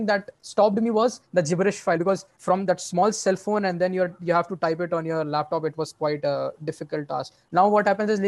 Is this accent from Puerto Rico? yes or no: no; India; We as an Indian